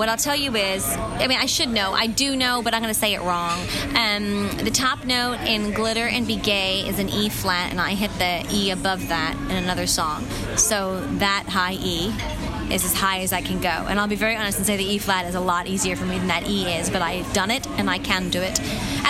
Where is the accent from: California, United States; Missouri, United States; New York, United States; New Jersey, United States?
New York, United States; People are like, where'd you grow up? Like, I thought you grew up in New York. I said, I did.